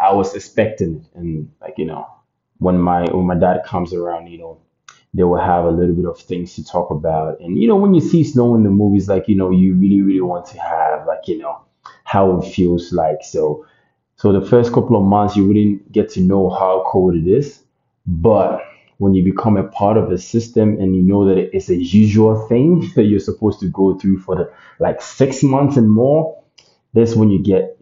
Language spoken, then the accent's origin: English; Ghana; moved away as an adult; now in Canada; I was born and raised in Ghana, like, you know, my whole environment has been about the Ghanaian culture